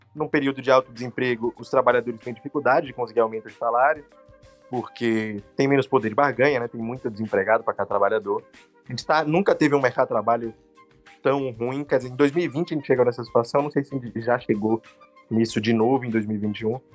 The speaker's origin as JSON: {"language": "Portuguese", "region": "Bahia", "country": "Brazil", "said": "eu sou economista, eu sou baiano, eu gosto muito da minha terra"}